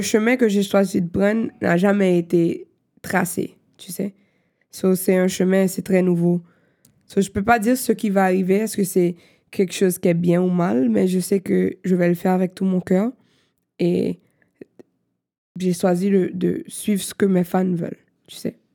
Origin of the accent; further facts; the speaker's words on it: Haiti; first language Haitian Creole, French, English; French is a second language; moved away as an adult; also born or lived in Miami, United States / New York, United States; now in Montreal, Canada; j'ai grandi en Haïti comme mes parents, so je suis haïtienne.